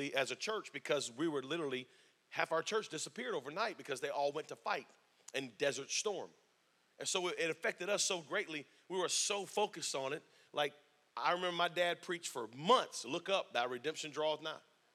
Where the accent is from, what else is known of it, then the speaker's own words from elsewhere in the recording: Spring Lake, North Carolina, United States; also born or lived in Fort Bragg, North Carolina; I was raised on Fort Bragg, lived in Spring Lake, North Carolina my whole life.